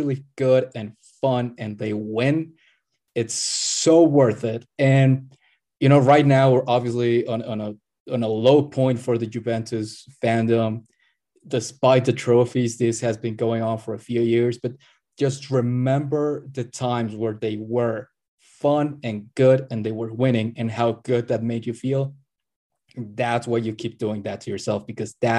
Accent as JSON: {"language": "English", "region": "Puebla", "country": "Mexico", "tie": "born or raised there", "said": "my hometown team, Club Puebla"}